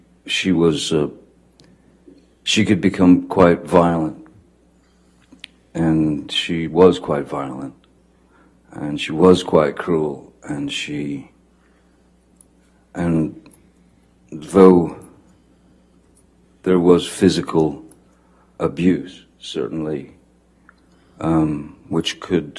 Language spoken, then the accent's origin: English; Kentucky, United States; born there; I was born in Kentucky, and then we moved, in which we moved around quite a lot when I was a kid.